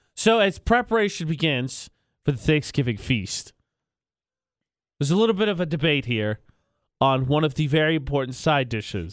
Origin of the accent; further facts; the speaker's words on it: Indiana, United States; now in Utah, United States; my home state